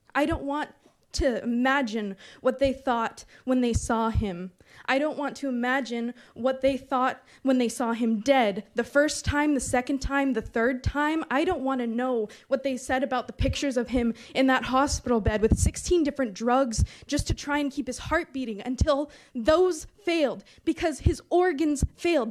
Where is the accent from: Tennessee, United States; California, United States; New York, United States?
California, United States; Berkeley; moved away as an adult; now in Antioch, United States; Growing up in Berkeley